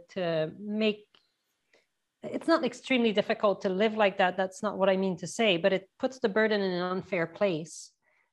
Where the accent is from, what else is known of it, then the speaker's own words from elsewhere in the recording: Canada; I mean, I'm Canadian. I like the idea of a tax here.